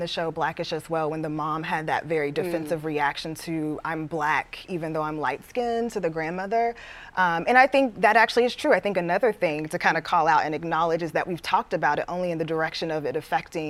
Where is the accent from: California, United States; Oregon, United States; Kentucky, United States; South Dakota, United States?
Kentucky, United States; now in Boston, United States; being a young black girl growing up in Kentucky and moving to Boston